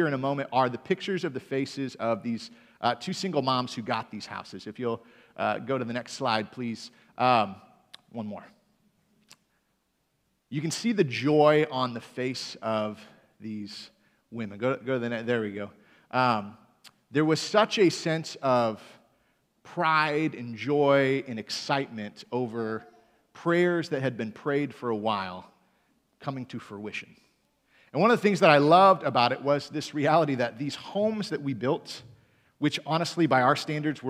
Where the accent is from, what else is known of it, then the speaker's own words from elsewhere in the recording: Michigan, United States; moved away; also born or lived in Greenville, Michigan; I'm from Michigan originally